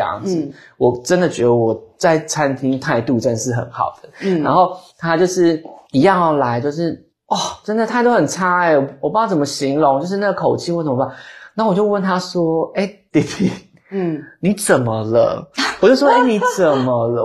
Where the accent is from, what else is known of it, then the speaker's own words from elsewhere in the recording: Taipei, Taiwan; 我觉得台北人是因为我们从小在那边长大长大